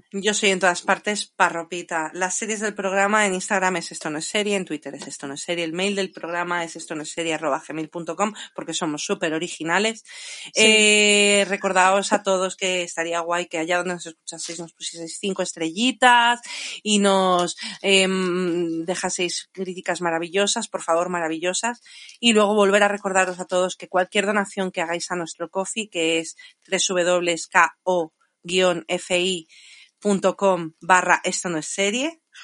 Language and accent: Spanish; Spain; moved away; also born or lived in England / London; era nacida en Inglaterra pero criada en España